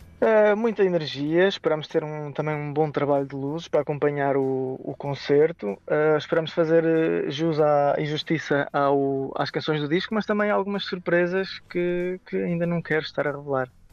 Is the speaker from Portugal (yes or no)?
yes; Aveiro, Centro, Portugal; somos de Aveiro